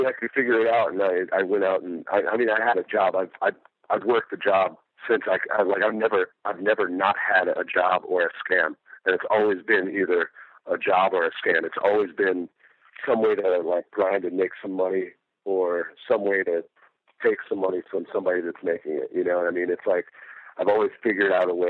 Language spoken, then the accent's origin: English; Detroit, Michigan, United States; Growing up in Detroit with my brother, it was pretty interesting. I mean, I lived in Highland Park, and Highland Park, dominantly black neighborhood.